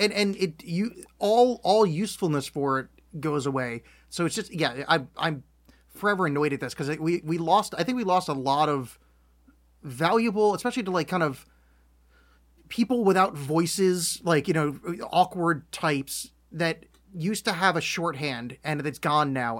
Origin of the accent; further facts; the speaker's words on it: United States; very American people